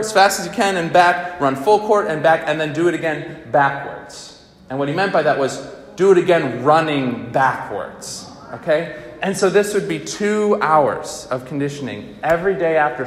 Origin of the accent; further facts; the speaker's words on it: Albany, New York, United States; I grew up in Albany, New York